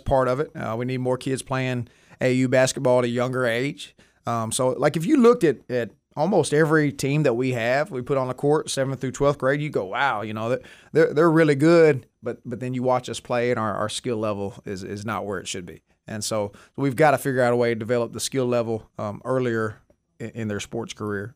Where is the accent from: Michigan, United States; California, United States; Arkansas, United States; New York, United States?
Arkansas, United States; Jonesboro; moved away as an adult; also born or lived in Springdale, Arkansas; now in Texarkana, United States; I'm originally from Jonesboro, Arkansas.